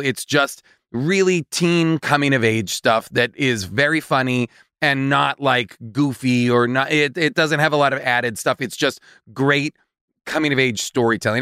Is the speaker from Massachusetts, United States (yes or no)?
yes; Boston, Massachusetts, United States; in Boston? my hometown